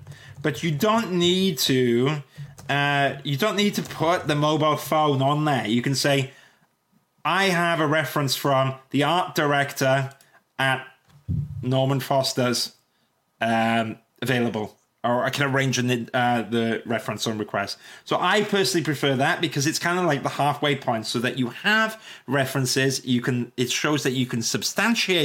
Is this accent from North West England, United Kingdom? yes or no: no; Welsh, Wales, United Kingdom; I'm Welsh